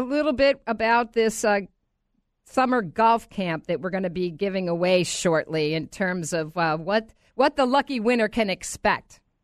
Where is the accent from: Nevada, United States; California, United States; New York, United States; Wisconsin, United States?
New York, United States; Rochester; now in Orlando, United States; my hometown of Rochester, New York